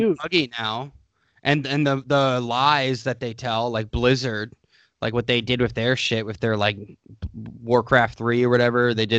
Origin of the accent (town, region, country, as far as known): United States